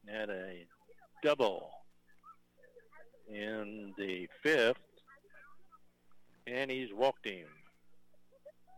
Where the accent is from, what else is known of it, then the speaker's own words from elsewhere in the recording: Texas, United States; being a Texan